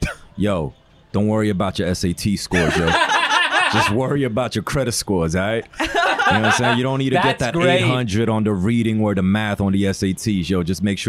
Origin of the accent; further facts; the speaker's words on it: New York City, New York, United States; also born or lived in China; I'm from Queens, New York, ethnically Korean. But I was raised in China for a few years.